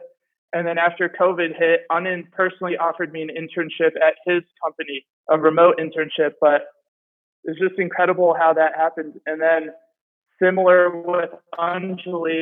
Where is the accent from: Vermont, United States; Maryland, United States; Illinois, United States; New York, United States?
Maryland, United States; the DC area; I'm from Maryland, the DC area